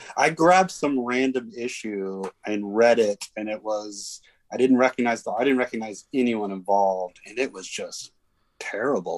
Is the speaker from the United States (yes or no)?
yes; Dallas, Texas, United States; I grew up in in Dallas, Texas